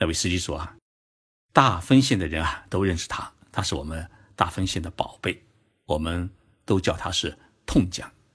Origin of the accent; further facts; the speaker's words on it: Zhoushan, Zhejiang, China; now in Japan; 是我的老家 浙江舟山市